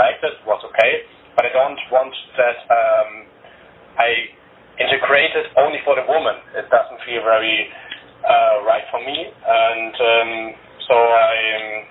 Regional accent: Germany; English is a second language; I was born here in Germany. I cannot speak Bulgarian.

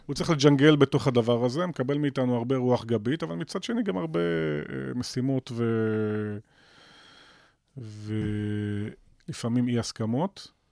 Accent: Nof HaGalil, Northern District, Israel; moved away; אני יליד נצרת עילית, ואני אוקיי. גאה בזה. אוהב את העיר הזאת אהבת נפש, אני אמנם לא חי בה היום

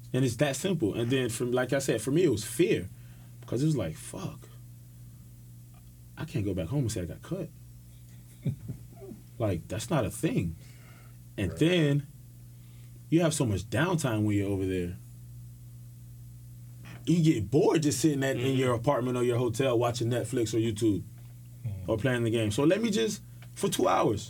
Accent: Miami, Florida, United States; I'm from Miami

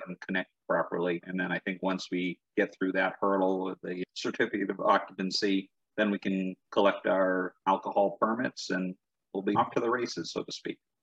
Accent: New England, United States; I grew up in New England

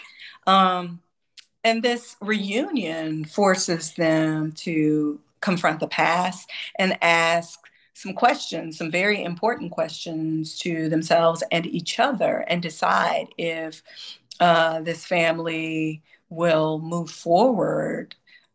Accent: Texas, United States; I am originally from Texas

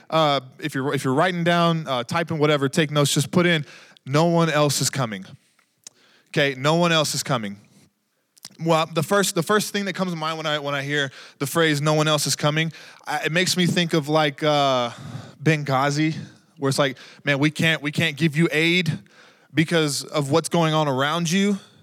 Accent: Texas, United States; now in New Mexico, United States; I grew up in Texas

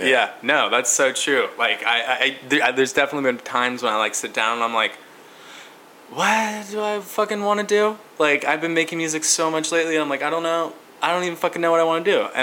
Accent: Portland, Oregon, United States; I'm from Portland, Oregon

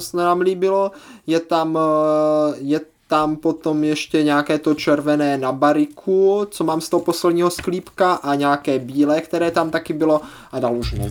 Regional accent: Moravia, Czechia; to vinářství je tady v naší, je obzvláště moravské kultuře, velmi silné

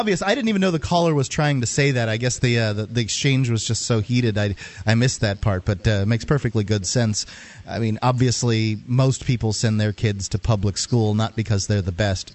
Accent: United States; being an American

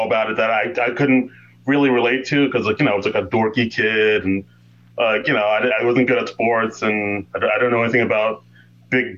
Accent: New York City, New York, United States; I grew up in Queens, New York

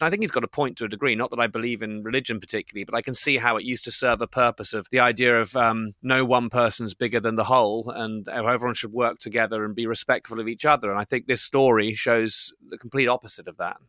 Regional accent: Bristol, South West England, United Kingdom; when I grew up in Bristol

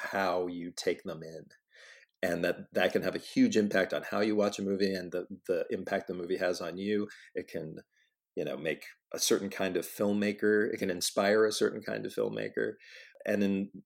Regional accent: Pittsburgh, Pennsylvania, United States; I actually worked at a theater in Pittsburgh, my hometown

